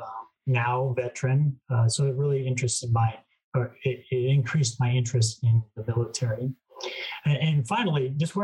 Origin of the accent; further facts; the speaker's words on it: Reno, Nevada, United States; I grew up here in Reno, Nevada